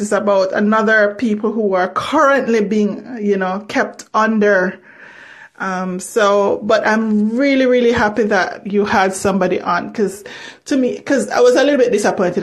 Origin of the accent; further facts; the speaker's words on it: Jamaica; also born or lived in Canada; I'm actually Jamaican. I'm not Haitian. I'm Canadian also